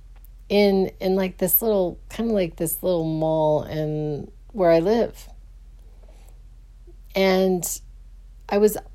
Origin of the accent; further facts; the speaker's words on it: Phoenix, Arizona, United States; I grew up in the West Side of Phoenix